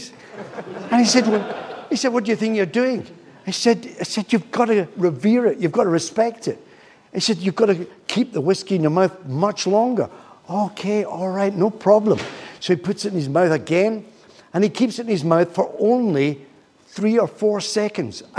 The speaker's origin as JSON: {"language": "English", "town": "Glasgow", "region": "Scotland", "country": "United Kingdom", "also_born_or_lived": "Troon", "said": "I come from Glasgow and Troon"}